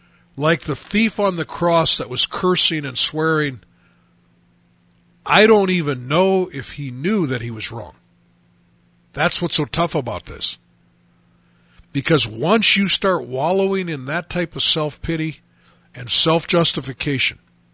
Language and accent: English; Chicago, Illinois, United States; just because I'm from Chicago, I got the really long sentence.